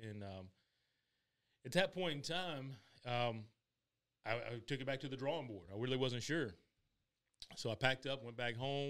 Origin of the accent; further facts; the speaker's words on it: South Carolina, United States; Born and raised in South Carolina. College educated, raised in an entrepreneurial family.